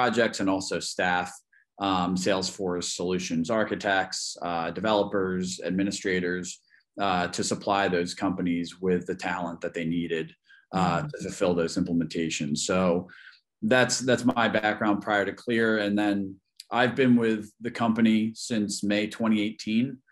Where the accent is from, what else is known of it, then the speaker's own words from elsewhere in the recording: Philadelphia, Pennsylvania, United States; I'm from the Philadelphia area, born and raised